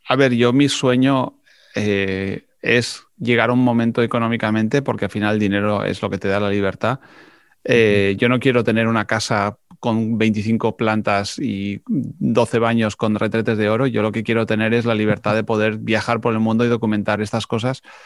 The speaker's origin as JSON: {"language": "Spanish", "country": "Spain", "said": "siendo español hablo en inglés"}